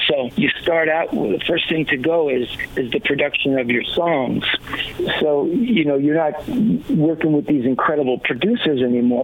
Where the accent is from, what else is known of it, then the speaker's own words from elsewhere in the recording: New York City, New York, United States; now in California, United States; being a little boy growing up in Queens, Flushing, Queens